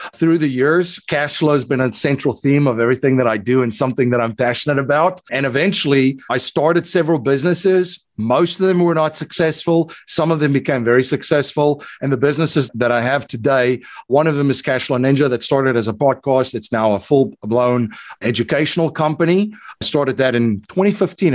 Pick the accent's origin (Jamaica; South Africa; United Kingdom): South Africa; accent: South African; moved away as an adult; now in United States; I'm originally from South Africa. So, that's hence the South African. the South African accent. I came to the United States in 2001